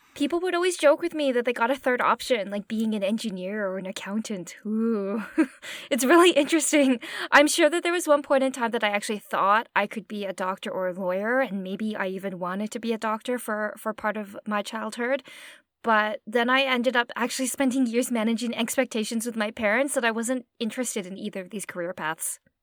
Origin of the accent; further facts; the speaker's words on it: Okotoks, Alberta, Canada; also born or lived in Edmonton; I was born in Edmonton, and I basically spent my formative childhood years in a really small town called Okotoks in Alberta